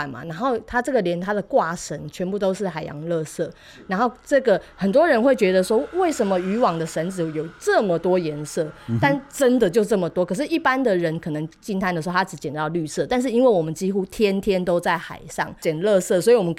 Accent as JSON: {"language": "Chinese", "region": "Taoyuan", "country": "Taiwan", "moved": "as an adult", "lives_now": "Penghu, Taiwan", "said": "我是桃园人，但是现在算澎湖人了啦。"}